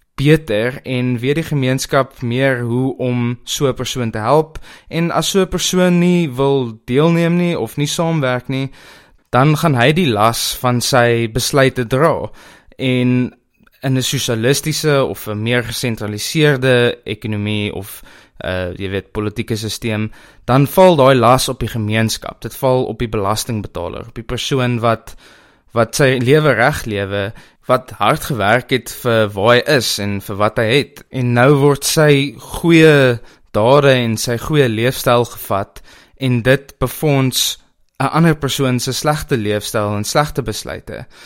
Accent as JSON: {"language": "Afrikaans", "country": "South Africa", "said": "as Suid-Afrikaners"}